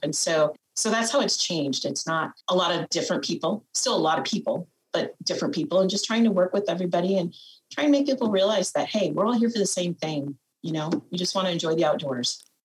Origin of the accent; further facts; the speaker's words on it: Fort Atkinson, Iowa, United States; I'm originally from Winneshiek County, which is about an hour north of northeast of me here, um, in a small town called Fort Atkinson, where I grew up